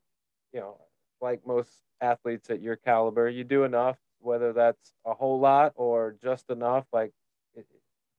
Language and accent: English; Tennessee, United States; now in Florida, United States; growing up in Tennessee, you get a lot of multi-sport athletes because of the seasons.